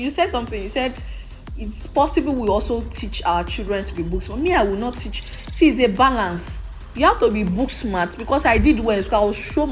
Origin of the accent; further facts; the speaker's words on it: Lagos, Nigeria; I grew up in Lagos all my life, Lagos.